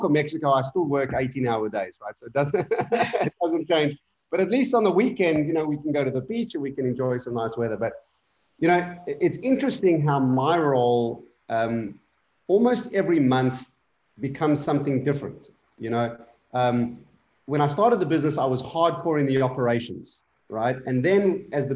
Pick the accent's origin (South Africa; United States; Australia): South Africa; moved away; also born or lived in Indonesia; a very small amount of Afrikaans because I grew up in South Africa.